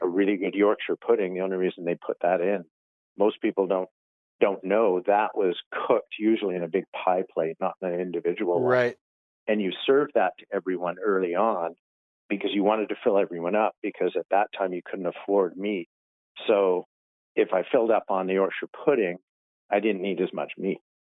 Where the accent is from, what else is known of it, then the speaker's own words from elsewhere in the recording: North Shore, British Columbia, Canada; now in Kamloops, Canada; I grew up on the North Shore